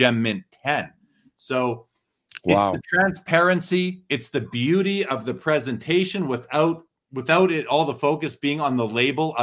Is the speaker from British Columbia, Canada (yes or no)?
no; Winnipeg, Manitoba, Canada; now in Calgary, Canada; I'm from Winnipeg originally